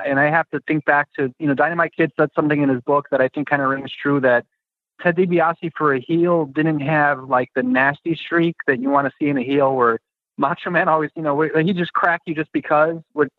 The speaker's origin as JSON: {"language": "English", "town": "Chicago", "region": "Illinois", "country": "United States", "tie": "born or raised there", "said": "I'm a Chicagoan, born and bred."}